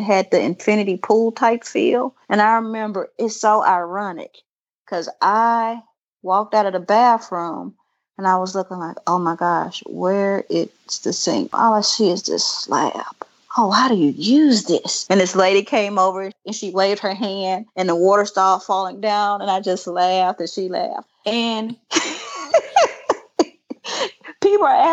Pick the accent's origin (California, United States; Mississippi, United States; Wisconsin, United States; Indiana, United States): Mississippi, United States; I grew up in Mississippi